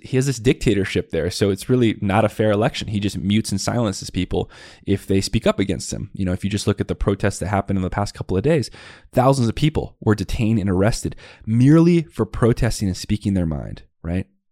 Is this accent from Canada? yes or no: no; Tucson, Arizona, United States; I grew up in the West Side Barrios of Tucson, Arizona